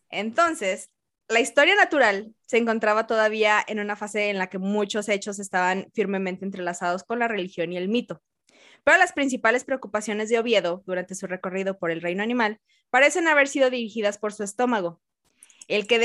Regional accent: Mexico; porque como soy de México

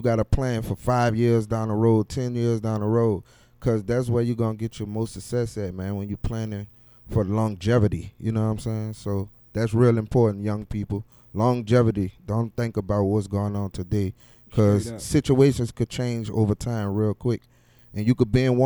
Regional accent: New Orleans, Louisiana, United States; I'm born and raised in Uptown, Carrollton, New Orleans.

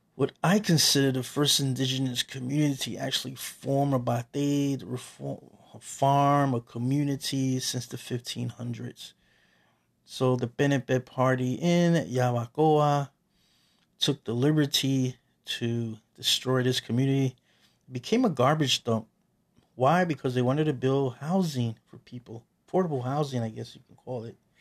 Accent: Puerto Rico; now in New York City, United States; I am Taino from Borinquen, Small Island, that people refer to as, in the English language, Puerto Rico

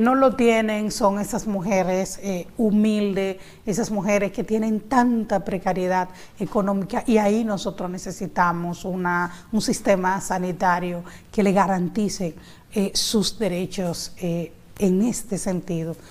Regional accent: San Pedro de Macorís, Dominican Republic; yo soy de San Pedro de Macorís.

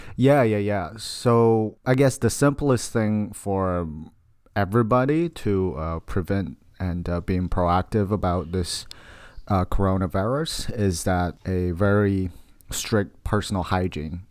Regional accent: China; moved away; I'm from China, so I have a very strong tie, uh, to what's going on in China

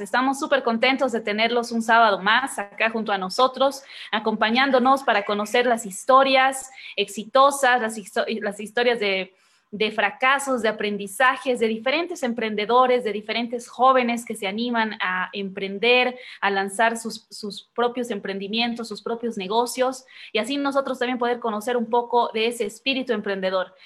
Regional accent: Bolivia

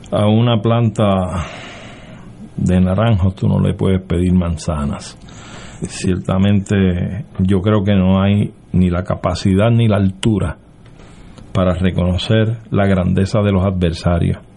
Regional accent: Puerto Rico; nuestra identidad nacional como puertorriqueños

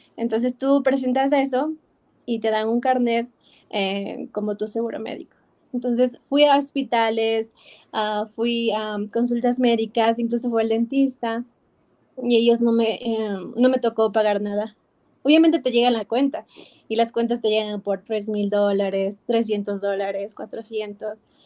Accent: Ecuador; moved away as an adult; now in New York, United States; me regresé a Ecuador

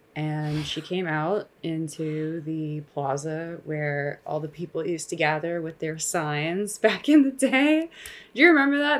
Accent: Los Angeles, California, United States; I grew up here in Los Angeles

